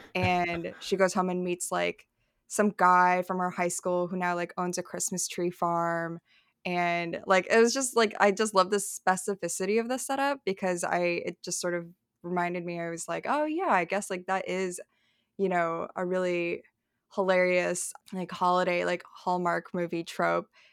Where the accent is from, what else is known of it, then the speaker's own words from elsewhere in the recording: Dunlap, Illinois, United States; also born or lived in Madison, Wisconsin / Peoria, Illinois; now in New York, United States; I was born in Madison, Wisconsin. I was, like, a, like, a P H D baby. And then I grew up outside of Peoria, like, I spent a few years living in Peoria as a kid, and then I think by the time I was seven, we moved to Dunlap, Illinois